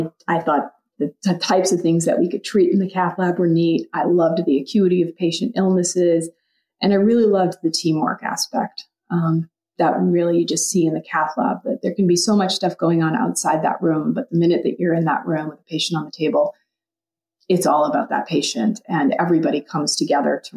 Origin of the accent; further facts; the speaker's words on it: just outside of Boston, Massachusetts, United States; also born or lived in New Haven, Connecticut; I'm a Northeast girl at heart. I grew up just outside of Boston